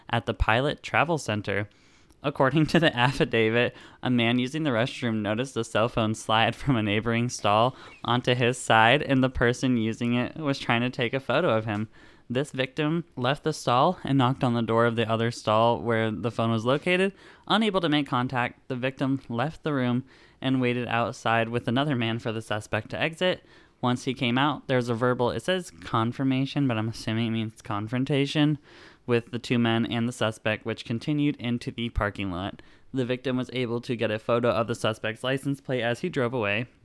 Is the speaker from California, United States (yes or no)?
no; Sykesville, Pennsylvania, United States; born or raised there